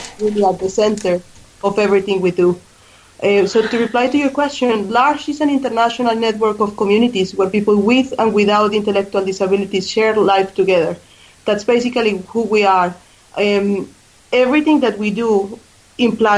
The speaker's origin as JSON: {"language": "English", "country": "Colombia", "tie": "born or raised there", "also_born_or_lived": "Australia", "second_language": "English", "moved": "as an adult", "lives_now": "Ireland"}